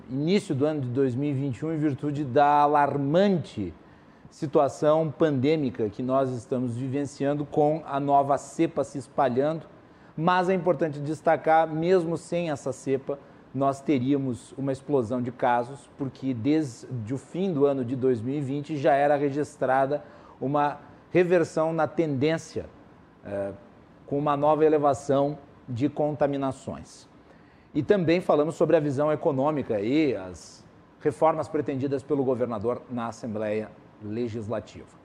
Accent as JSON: {"language": "Portuguese", "town": "Farroupilha", "region": "Rio Grande do Sul", "country": "Brazil", "tie": "born or raised there", "said": "Prefeito da minha cidade natal, Fabiano Feltrin"}